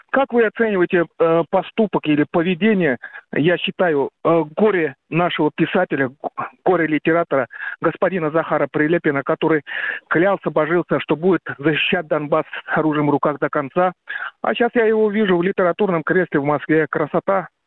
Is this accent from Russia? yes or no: no; Ukraine; Поскольку я родом с Украины, я вам эпизодически звоню.